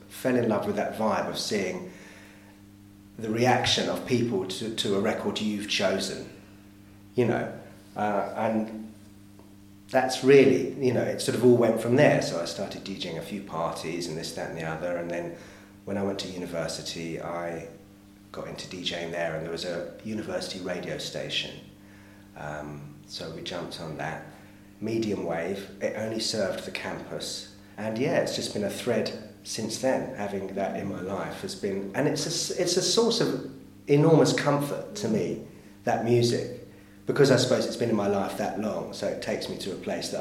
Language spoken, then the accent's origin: English; London, United Kingdom; I grew up in North London